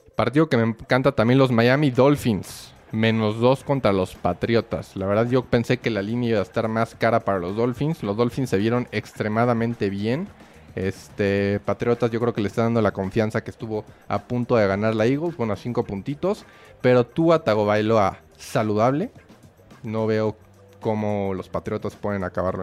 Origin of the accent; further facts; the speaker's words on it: Querétaro, Mexico; Soy de Querétaro